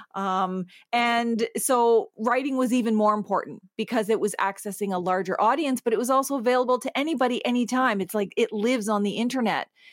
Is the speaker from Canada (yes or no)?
yes; Eel River Bar First Nation, Atlantic Canada, New Brunswick, Canada; now in Toronto, Canada; I'm from the Sovereign Mi'kmaq Nation on Unceded Mi'kma'ki, which is in Atlantic Canada. My home reserve is Ugbeganjig, which is Eel River Bar First Nation